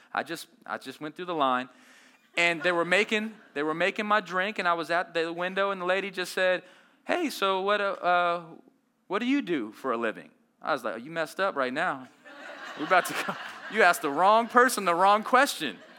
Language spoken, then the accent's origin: English; Las Vegas, Nevada, United States; I grew up in Las Vegas